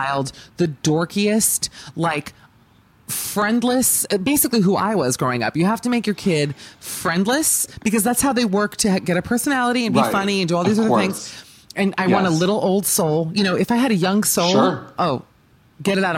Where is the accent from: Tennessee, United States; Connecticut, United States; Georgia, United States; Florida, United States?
Florida, United States; Miami; moved away; also born or lived in Los Angeles; I'm from Miami, which is sinking